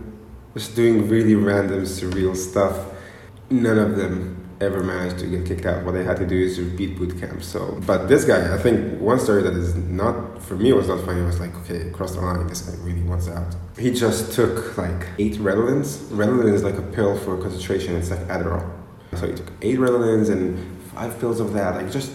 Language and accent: English; Israel; I'm from Israel. I'm 24.